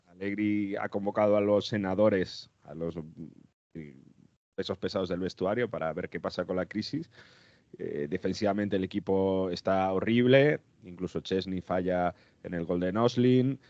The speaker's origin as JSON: {"language": "Spanish", "region": "northern Italy", "country": "Italy", "moved": "yes", "said": "soy del norte de Italia"}